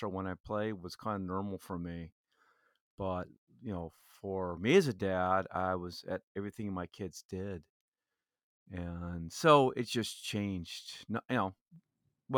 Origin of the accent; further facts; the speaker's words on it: Fullerton, California, United States; also born or lived in Orange, California / Porterville, California / Tustin, California; I was born right here in Orange, just about a mile or two from here at St. Joseph's Hospital. Was raised mostly in Fullerton, California